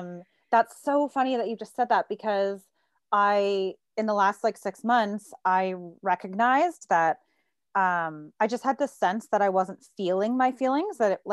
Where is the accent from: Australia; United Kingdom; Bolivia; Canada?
Canada; Burlington, Ontario; also born or lived in Toronto / Hamilton; I grew up in Burlington, Ontario. And then I moved to Toronto when I turned 19